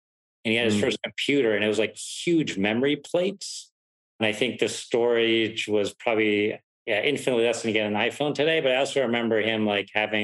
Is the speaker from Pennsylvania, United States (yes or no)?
yes; Pittsburgh, Pennsylvania, United States; also born or lived in Germany; my dad moved us to the US when I was 9 years old, moved us to Pittsburgh, Pennsylvania